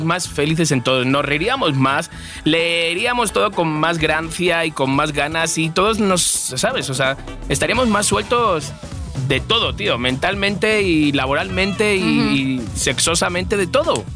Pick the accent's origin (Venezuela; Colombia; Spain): Spain; moved away as an adult; also born or lived in Madrid; now in Mexico; soy español